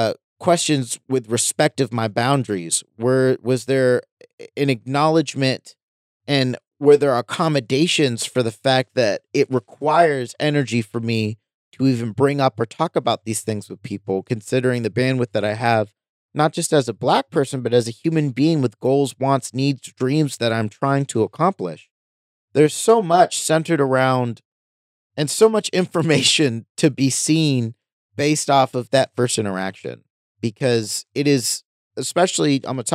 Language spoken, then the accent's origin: English; United States; I'm looking at it in the context that I'm an American.